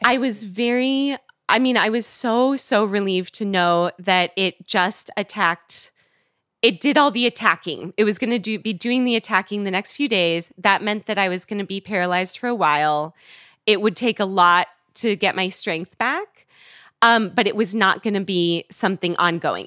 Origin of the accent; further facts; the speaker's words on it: West Coast, United States; moved away as an adult; also born or lived in Washington, D.C.; I'm from the West Coast